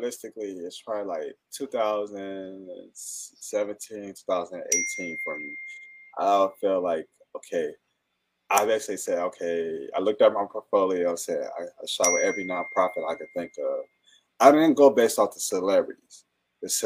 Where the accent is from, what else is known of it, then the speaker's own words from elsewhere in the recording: Fenkell and Wyoming, Michigan, United States; me being Black, I grew up on Finkel and Wynwood